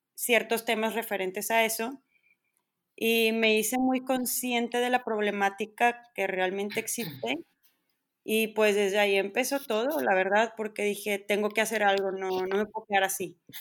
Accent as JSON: {"language": "Spanish", "town": "Monterrey", "region": "Nuevo León", "country": "Mexico", "tie": "born or raised there", "said": "soy regia 100%, aquí nací, aquí crecí"}